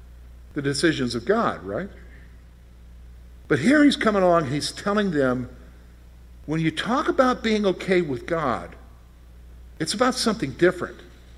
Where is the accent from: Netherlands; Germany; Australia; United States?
Germany; West Berlin, Berlin; born there; You know, so I was born in West Berlin, Germany, in an army hospital.